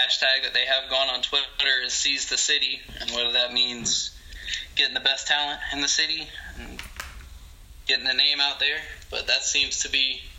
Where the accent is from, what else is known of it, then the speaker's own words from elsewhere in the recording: Concord, North Carolina, United States; I'm from Concord, which is like 10-15 minutes from Charlotte